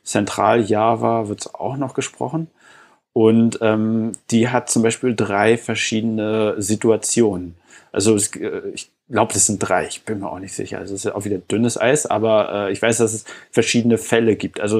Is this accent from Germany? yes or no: yes; East Germany, Germany; Also ich, äh, wie gesagt, ich komme aus Ostdeutschland.